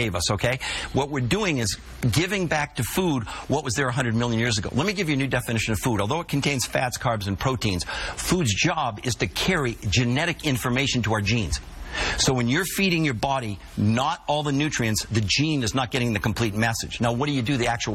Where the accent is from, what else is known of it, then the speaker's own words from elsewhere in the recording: Colorado, United States; I'm from Colorado